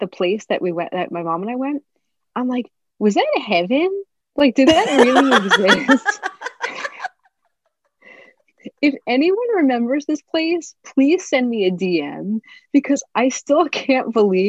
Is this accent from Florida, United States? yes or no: no; New Jersey, United States; I'm from New Jersey.